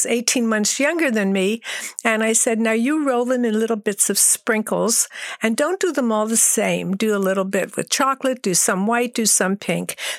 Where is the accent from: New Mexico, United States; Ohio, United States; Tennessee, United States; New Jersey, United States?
New Jersey, United States; Lakewood; I grew up in Lakewood, New Jersey. That is a small town between New York and Atlantic City.